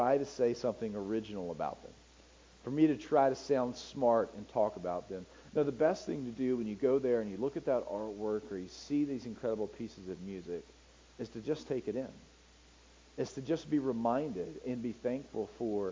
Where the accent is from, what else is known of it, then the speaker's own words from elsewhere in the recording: United States; I'm an American